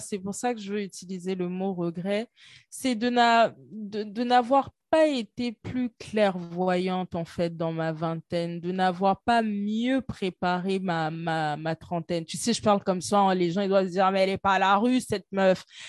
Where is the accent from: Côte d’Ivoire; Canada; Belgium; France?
Côte d’Ivoire; chez moi en Côte d'Ivoire